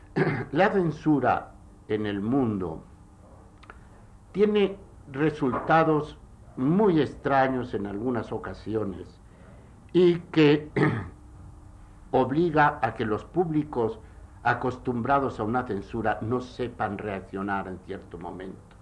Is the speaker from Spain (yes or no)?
yes; Spain; en mi país, en España